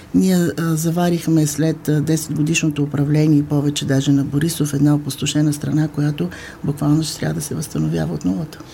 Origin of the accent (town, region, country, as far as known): Bulgaria